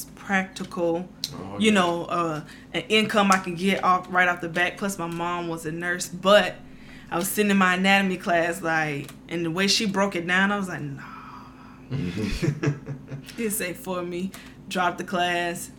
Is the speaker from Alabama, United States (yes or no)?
yes; Prichard, Alabama, United States; moved away as an adult; now in Georgia, United States; I'm coming from Mobile, grew up in Mobile, well, Pritchard